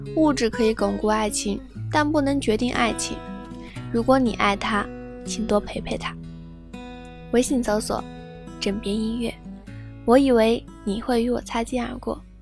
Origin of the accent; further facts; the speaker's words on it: China; 作为一个中国人